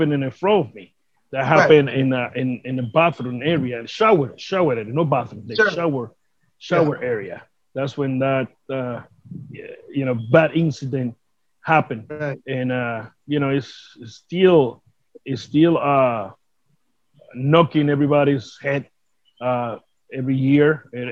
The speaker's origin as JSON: {"language": "English", "town": "Vega Alta", "country": "Puerto Rico", "tie": "born or raised there", "second_language": "English", "said": "I was inducted here in Puerto Rico for the my hometown Vega Alta to the Sports Hall of Fame"}